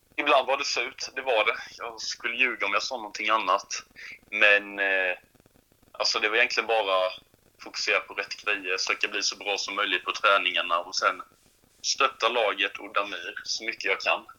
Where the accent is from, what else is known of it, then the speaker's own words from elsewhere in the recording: Sweden; på Högstorp är jag uppvuxen